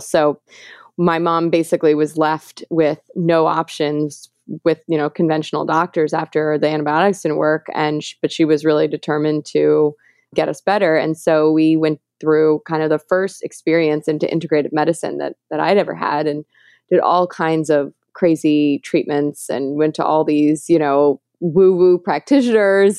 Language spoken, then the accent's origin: English; New York City, New York, United States; I grew up in New York City